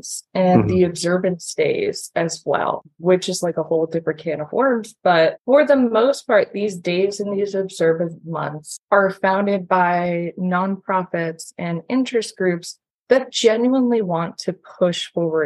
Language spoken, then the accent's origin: English; the Poconos, Pennsylvania, United States; moved away as an adult; also born or lived in Scranton, Pennsylvania; now in Staten Island, New York, United States; I'm from the Poconos. I'm used to the suburbs